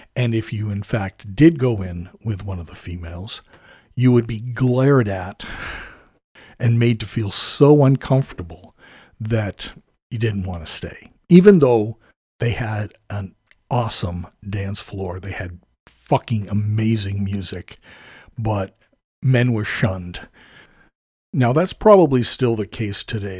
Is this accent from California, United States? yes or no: no; suburban town half an hour from Boston, Massachusetts, United States; at age fourteen, I started taking the train from my hometown